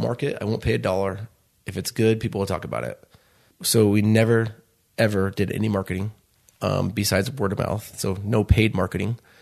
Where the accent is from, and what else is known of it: Chicago, Illinois, United States; born or raised there; now in Utah, United States